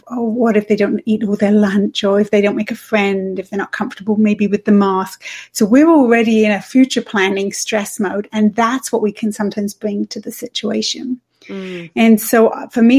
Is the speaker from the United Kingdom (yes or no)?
yes; England, United Kingdom; moved away as an adult; also born or lived in Switzerland / Toronto; now in Canada; I'm from England. People probably can hear that.